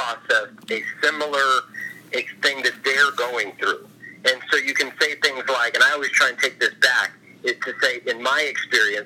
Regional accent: Orlando, Florida, United States; also born or lived in Kissimmee, Florida; I was from the Orlando area, raised by my great aunt and lived with her kids.

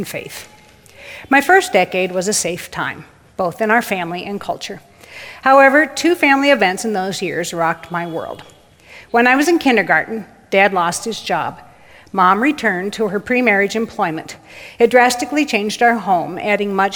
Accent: Waterloo, Iowa, United States; I was born in Waterloo, Iowa, March 13th, 1954, the third of 4 girls

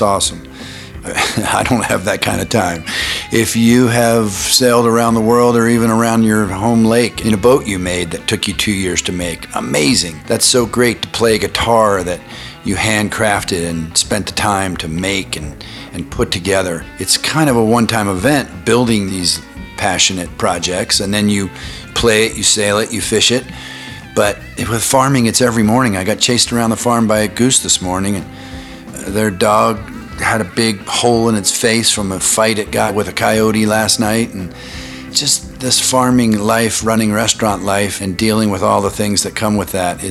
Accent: Boulder, Colorado, United States; my hometown of Boulder, Colorado

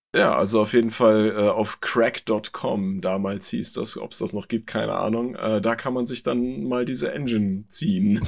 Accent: Germany; bei uns in Deutschland

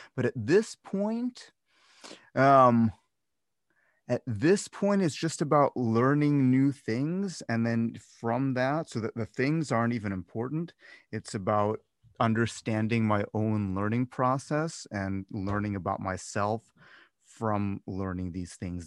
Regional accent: Cleveland, Ohio, United States; moved away as an adult; also born or lived in Las Vegas; I'm from Cleveland, not originally from Cleveland, but I grew up in Cleveland.

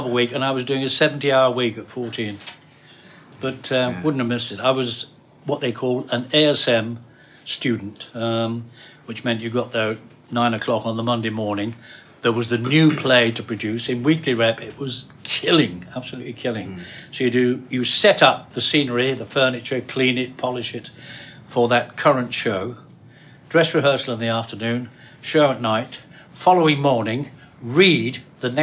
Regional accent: Oldham, North West England, United Kingdom; I was from Oldham, Lancashire

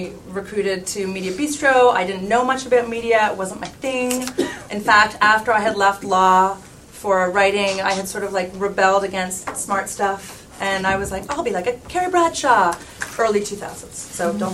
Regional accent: Canada; I'm from Canada and we had grade 13 back then

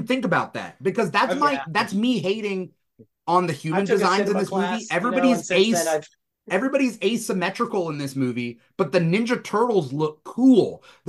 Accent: Southern California, United States; I'm from Southern California. So like I'm from like the LAOC area.

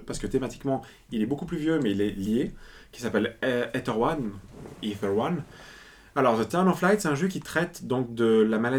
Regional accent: Italy; je suis italien

